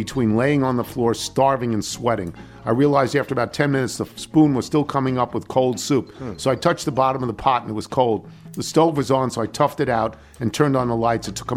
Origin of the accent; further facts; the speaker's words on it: Hewlett, New York, United States; moved away; also born or lived in Washington, D.C. area; She went to Hewlett High School with me